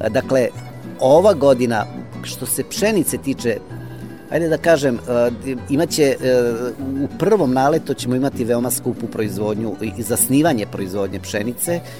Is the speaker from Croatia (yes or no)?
no; Serbia; kod nas u Srbiji.